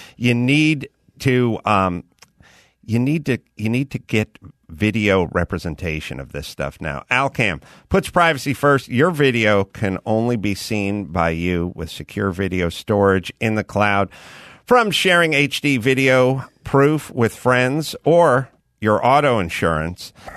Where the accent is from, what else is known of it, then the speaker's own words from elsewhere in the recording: United States; I grew up in America